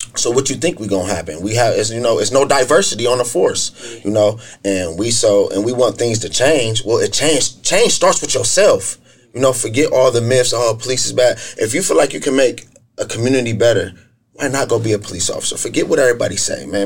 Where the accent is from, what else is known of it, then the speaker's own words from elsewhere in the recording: Akron, Ohio, United States; I'm from Akron east side of Akron specifically. I grew up in the inner city in the Joy Park area and also in the Goodyear Heights area